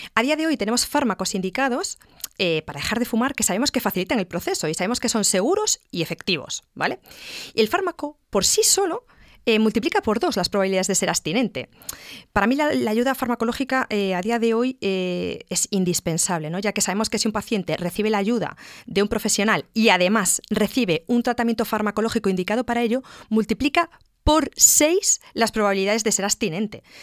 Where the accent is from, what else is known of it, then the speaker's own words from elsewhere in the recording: Galicia, Spain; como buena gallega